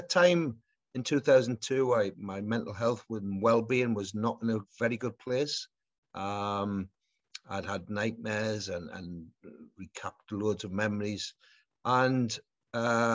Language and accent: English; Newcastle upon Tyne, North East England, United Kingdom; my hometown club